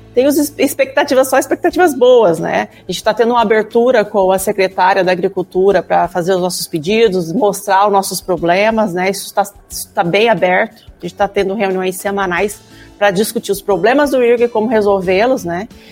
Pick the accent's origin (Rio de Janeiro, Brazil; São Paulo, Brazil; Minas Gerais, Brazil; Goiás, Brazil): São Paulo, Brazil; Araçatuba; moved away as an adult; also born or lived in Ilha Solteira, Brazil; now in Porto Alegre, Brazil; eu sou do interior de São Paulo, né? Eu vim da cidade de Araçatuba